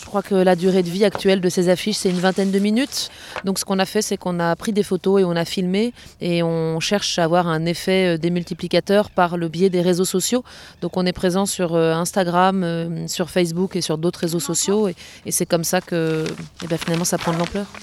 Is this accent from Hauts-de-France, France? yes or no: no; Strasbourg, Grand Est, France; also born or lived in Hénin-Carvin; je suis strasbourgeoise et actuellement en résidence d'immersion et de travail dans la communauté d'agglomération d'Hénin-Carvin